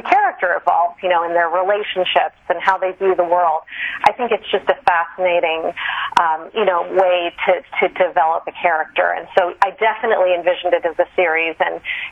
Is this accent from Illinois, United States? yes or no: no; San Francisco Bay Area, California, United States; also born or lived in Kolkata, India / Philadelphia; I'm originally from the San Francisco Bay Area